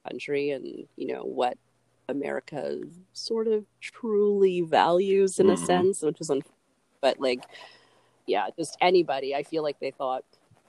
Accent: Canada; as a Canadian

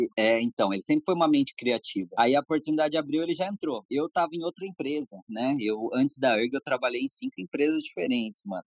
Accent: Jacareí, São Paulo, Brazil; a gente é de Jacareí, né? Eu nasci em Jacareí

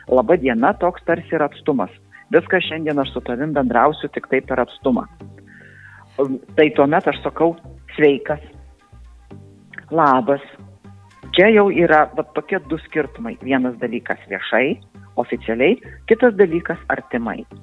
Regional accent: Samogitia, Lithuania; tiek aš būdama žemaitė, tiek aukštaitis, būdami tos visuotinės kirčio atitraukimo zonos kalbėtojai

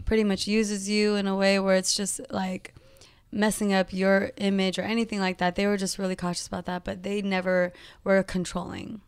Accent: Modesto, California, United States; moved away as an adult; also born or lived in San Jose, California; now in Los Angeles, United States; raised in Modesto, California

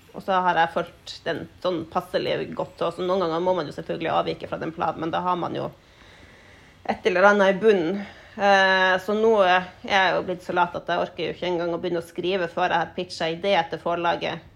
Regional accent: Tromsø, Troms, Norway; Jeg har bodd i Tromsø hele livet, helt fra jeg var ett år. Så eh, vokste opp her.

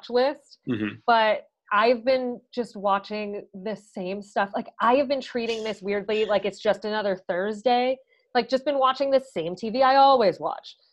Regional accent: Chicago, Illinois, United States; I'm from Chicago

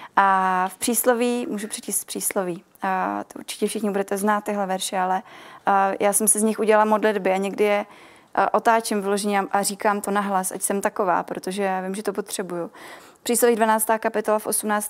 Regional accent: Milovice, Central Bohemian Region, Czechia; jsem z Milovic

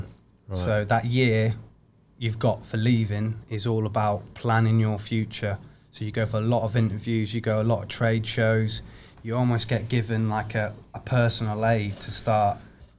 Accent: Germany; also born or lived in England; But yeah, so I grew up in Germany and then went back to England, did all this army stuff, and then ended up typical, getting posted back.

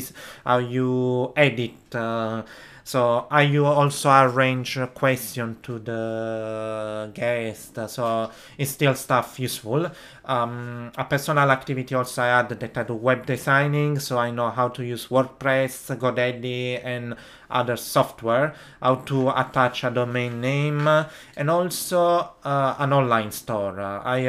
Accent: Italy; English is a second language; Be helped by someone native speaker in English, because trust, in my case that I come from Italy, I need someone who help me with the grammar

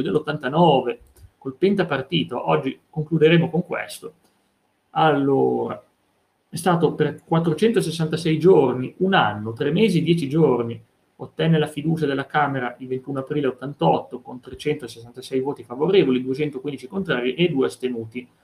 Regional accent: Vercelli area, Piedmont, Italy; delle mie parti, quella di Enrico Fermi di Trino, Vercellese

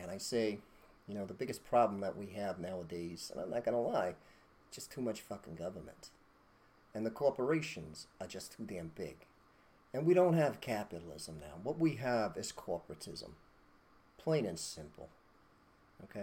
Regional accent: United States; we're American

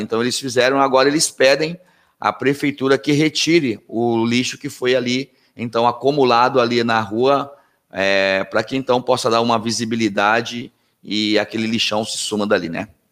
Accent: Anápolis, Center-West, Brazil; moved away; eu vim lá do Centro-Oeste

